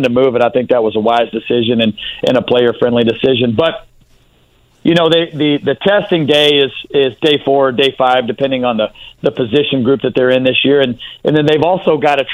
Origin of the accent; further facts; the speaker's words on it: Texas, United States; I'm from Texas, and we love our southern food down there